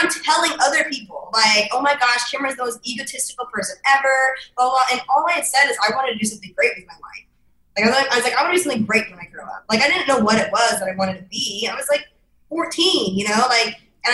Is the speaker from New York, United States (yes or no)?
no; Idaho, United States; I'm from Idaho. I was like the only girl in my school with a mohawk